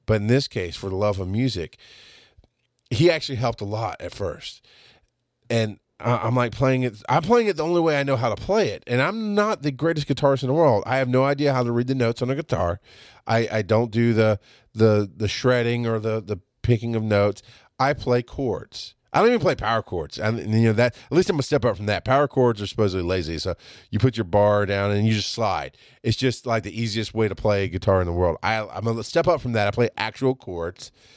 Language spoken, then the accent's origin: English; the South, United States; I'm from the South